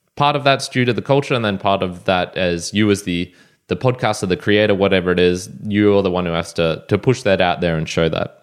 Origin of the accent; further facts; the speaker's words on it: Australia; I'm Australian